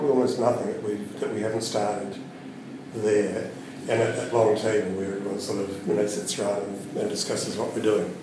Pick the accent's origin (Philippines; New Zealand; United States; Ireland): New Zealand; Wellington; I was born and bred in Wellington